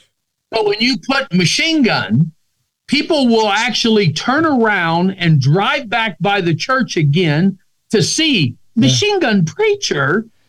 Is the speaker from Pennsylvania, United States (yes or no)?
yes; Pennsylvania, United States; I grew up in Pennsylvania. We grew up in the mountains. In our culture in that area, families done a lot of hunting together.